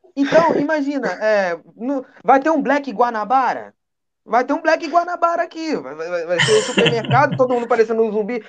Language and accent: Portuguese; Brazil; como brasileiro